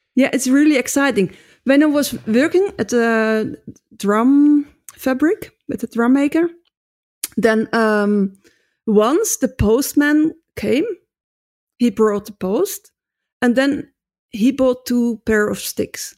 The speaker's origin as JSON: {"language": "English", "country": "Netherlands", "moved": "as an adult", "lives_now": "Basel, Switzerland", "said": "I come from Holland"}